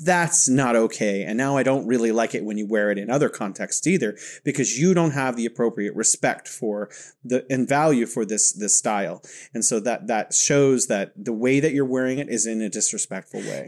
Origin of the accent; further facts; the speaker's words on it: California, United States; now in Wuhan, China; I'm originally from California and living here in beautiful Wuhan, China